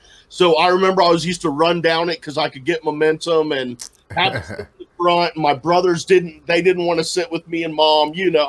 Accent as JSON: {"language": "English", "region": "Ohio", "country": "United States", "tie": "born or raised there", "also_born_or_lived": "Texas", "said": "I was born in Ohio, and then about 18 months old, we moved to Texas."}